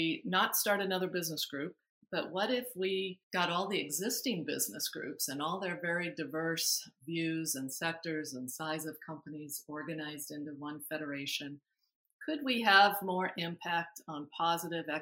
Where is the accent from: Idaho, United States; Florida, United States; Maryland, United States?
Idaho, United States; Twin Falls; moved away as an adult; also born or lived in Salt Lake City / St. Louis / Philadelphia / Providence; now in Los Angeles, United States; I grew up in Southern Idaho, and in Twin Falls, Idaho is where I got the bug to be in the news business.